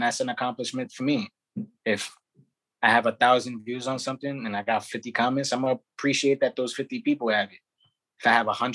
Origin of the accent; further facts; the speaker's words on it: New York City, New York, United States; also born or lived in Bushwick, Brooklyn; I'm from Brownsville originally, and then I'll say like around 12 to like mid-20s, I was in Bushwick